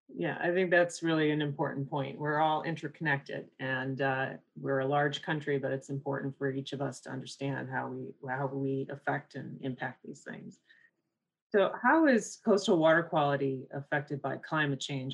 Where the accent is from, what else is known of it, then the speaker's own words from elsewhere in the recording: Midwest, United States; moved away; I'm from the Midwest. I have family there.